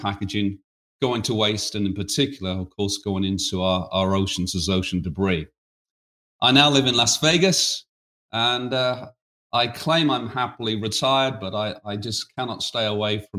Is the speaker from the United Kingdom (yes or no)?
yes; United Kingdom; accent: British; now in United States; as you can tell from my accent, I'm a Brit.